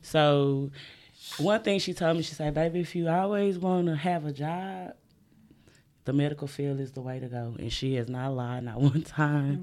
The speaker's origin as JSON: {"language": "English", "region": "the South", "country": "United States", "said": "I'm from the South"}